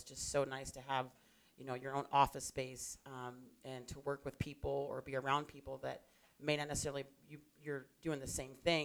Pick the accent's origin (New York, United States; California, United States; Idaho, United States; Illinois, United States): New York, United States; now in Tucson, United States; I come from the East Coast, originally from New York